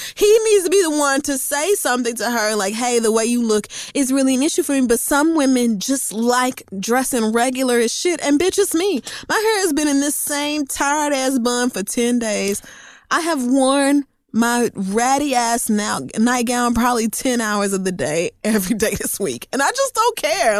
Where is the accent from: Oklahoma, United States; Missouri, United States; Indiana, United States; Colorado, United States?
Oklahoma, United States; growing up in Oklahoma